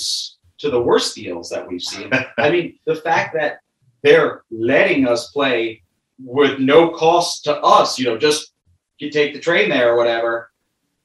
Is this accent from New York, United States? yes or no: yes; New York City, New York, United States; I'm from Brooklyn